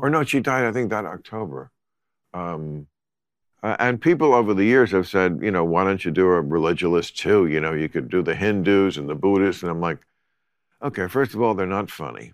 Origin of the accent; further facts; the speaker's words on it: New Jersey, United States; New Jersey